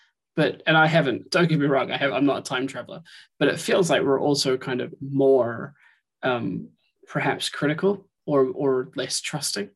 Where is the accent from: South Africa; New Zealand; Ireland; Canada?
New Zealand; now in Scotland, United Kingdom; I'm from New Zealand, which is a small country where we don't really do that, and I moved to Scotland